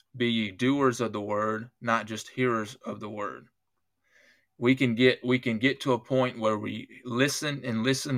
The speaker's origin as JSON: {"language": "English", "country": "United States", "said": "I'm an American, I was an American before I was a Christian"}